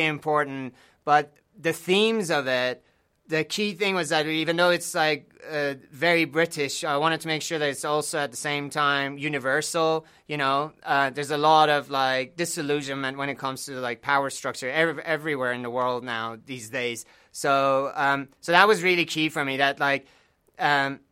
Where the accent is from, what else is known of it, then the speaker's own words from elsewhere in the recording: Iran; now in United Kingdom; growing up in Iran